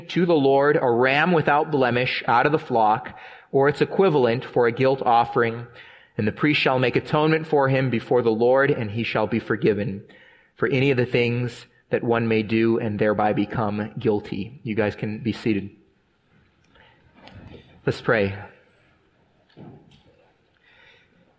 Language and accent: English; San Diego, California, United States; growing up in San Diego